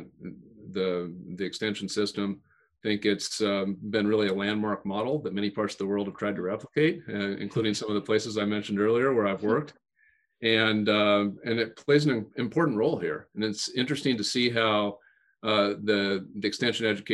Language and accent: English; Western Nebraska, United States; when I was growing up in Western Nebraska